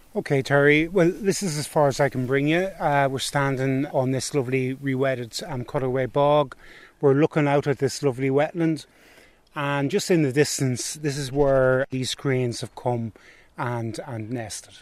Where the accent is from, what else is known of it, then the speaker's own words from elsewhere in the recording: County Antrim, Northern Ireland, United Kingdom; moved away; I'm from County Antrim originally